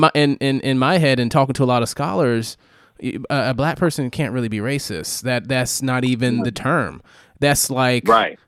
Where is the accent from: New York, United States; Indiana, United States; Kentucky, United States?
New York, United States; I, I, I grew up in New York